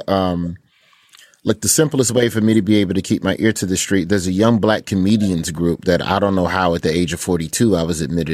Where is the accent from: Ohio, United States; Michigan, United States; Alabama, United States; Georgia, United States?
Alabama, United States; Birmingham; my hometown of Birmingham, Alabama